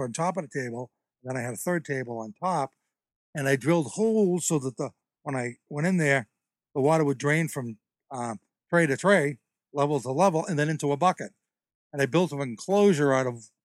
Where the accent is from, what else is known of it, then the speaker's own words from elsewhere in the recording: Alden, United States; moved away as an adult; now in Connecticut, United States; I'm originally from Alden